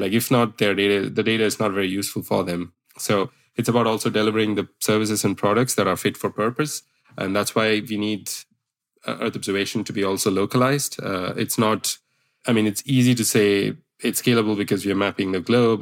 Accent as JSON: {"language": "English", "country": "India", "said": "I come from India myself"}